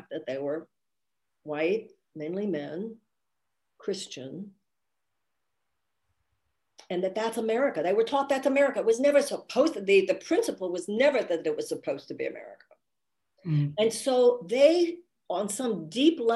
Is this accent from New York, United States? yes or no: no; Houston, Texas, United States; I grew up in Houston